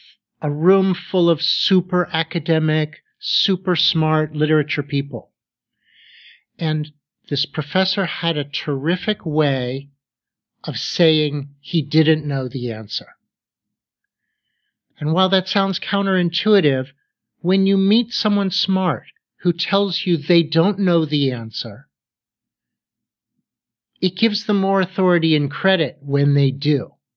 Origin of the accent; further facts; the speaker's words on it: Pittsburgh, Pennsylvania, United States; Well, because I grew up in Pittsburgh, and because I had the opportunity to get my graduate degrees there, I certainly met a lot of great professors.